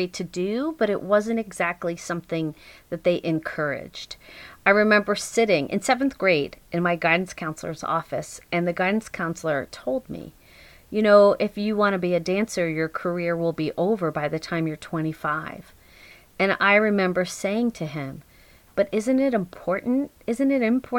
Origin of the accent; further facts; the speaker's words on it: Long Island, New York, United States; now in Garrison, New York, United States; I grew up on Long Island